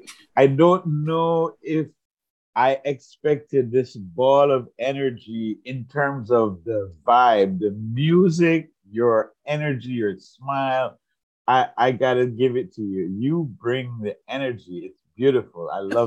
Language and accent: English; Jamaica; now in United States; It was, I grew up in Jamaica, I had left Jamaica, I was living in the United States, and I wanted to show my love and my passion for the place of my birth.